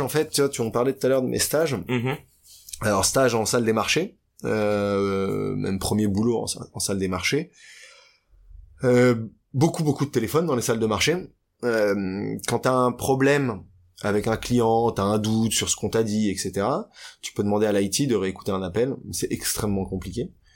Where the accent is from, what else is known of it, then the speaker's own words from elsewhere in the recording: Paris, Île-de-France, France; j'ai grandi à Paris. Je suis né à Paris, mhm. dans les beaux quartiers, dans le 16e arrondissement jusqu'à mes 12 ans